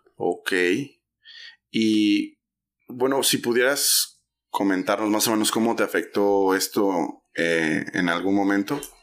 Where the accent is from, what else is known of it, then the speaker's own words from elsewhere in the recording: Oaxaca, Mexico; moved away as an adult; also born or lived in Mexico City; now in Guadalajara, Mexico; yo nací en Ciudad de México y crecí en Oaxaca